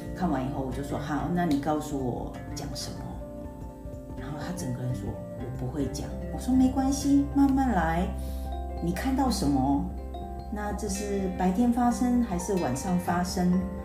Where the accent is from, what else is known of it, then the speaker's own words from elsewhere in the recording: Taiwan; 我们台湾人学的那个， 学校学的英文是为了考试用的